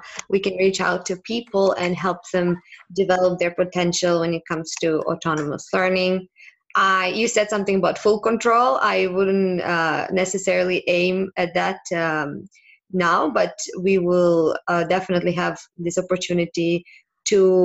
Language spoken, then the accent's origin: English; Serbia; now in Barcelona, Spain; I'm from Serbia originally, and I currently live in Spain, in Barcelona